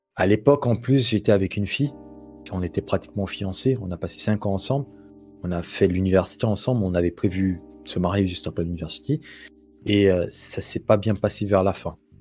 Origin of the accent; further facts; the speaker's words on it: Guinea; moved away as an adult; now in Morocco; j'ai grandi en Guinée et en 2016, fin 2016, je suis venu au Maroc pour finir mes études